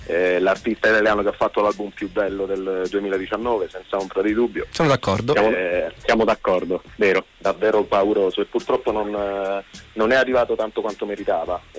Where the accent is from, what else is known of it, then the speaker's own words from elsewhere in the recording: Sicily, Italy; Vabbè, senz'altro il fatto che siamo siciliani è casuale.